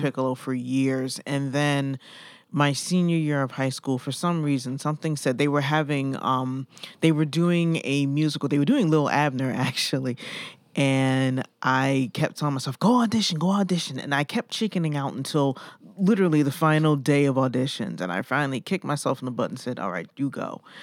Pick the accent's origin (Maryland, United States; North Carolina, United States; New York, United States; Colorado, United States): New York, United States; moved away as an adult; And I'm from New York originally, so that's where I was, you know, doing a, all my theater. And then I moved out here twenty-some years ago